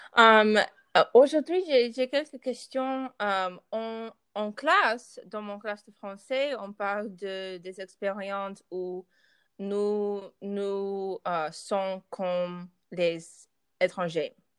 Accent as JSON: {"language": "French", "country": "United States", "tie": "born or raised there", "second_language": "French", "said": "je suis née euh, ici, aux États-Unis."}